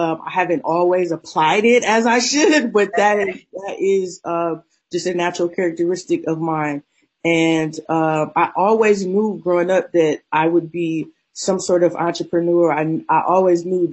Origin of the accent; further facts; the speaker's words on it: Akron, Ohio, United States; also born or lived in Cleveland, Ohio; I was born and raised in Akron, Ohio.